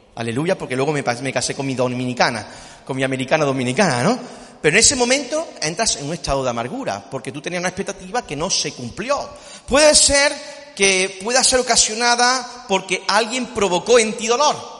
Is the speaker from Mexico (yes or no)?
no; Córdoba, Andalusia, Spain; somos cordobeses